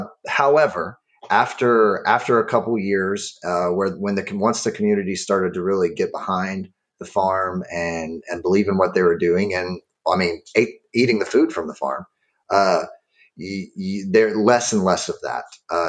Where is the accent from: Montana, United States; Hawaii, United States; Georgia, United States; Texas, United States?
Texas, United States; Alvin; Yeah, so I was born and raised down here in Alvin, Texas, which is a bit south of Houston, in the great county of Brazoria.